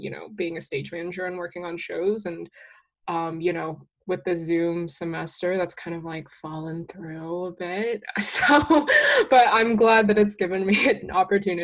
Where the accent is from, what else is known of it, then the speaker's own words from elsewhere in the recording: New Jersey, United States; I'm from New Jersey